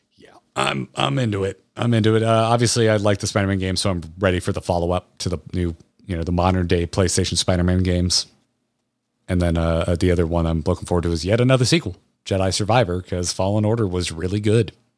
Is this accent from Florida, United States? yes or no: yes; Florida, United States; I am old enough to have been a child when Tropicana Field opened in Tampa growing up in Florida